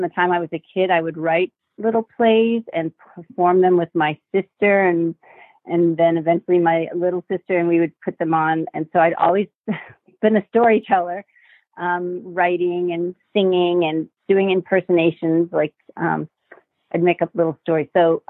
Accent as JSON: {"language": "English", "town": "Worthington", "region": "Ohio", "country": "United States", "tie": "born or raised there", "also_born_or_lived": "Marquette, Michigan / Wisconsin / Palatine, Illinois / New York City", "moved": "as an adult", "lives_now": "Los Angeles, United States", "said": "Actually, before that, we moved to Wisconsin, and then we eventually moved to Ohio. So I grew up from the age of 10 in Worthington, Ohio, outside of Columbus, which was a really lovely place to grow up."}